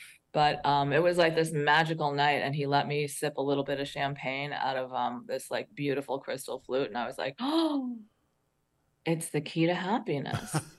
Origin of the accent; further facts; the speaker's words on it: Queens, New York, United States; also born or lived in New Jersey / St. Croix; So New York, I was born in Queens, New York, New Jersey, focused around North Jersey.